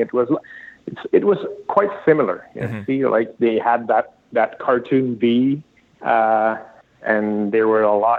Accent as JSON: {"language": "English", "town": "Sherbrooke", "region": "Quebec", "country": "Canada", "said": "I'm from Sherbrooke"}